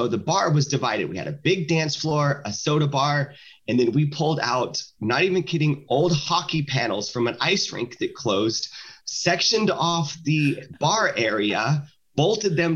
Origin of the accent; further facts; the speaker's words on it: the South, United States; now in Santa Maria, United States; I grew up in the South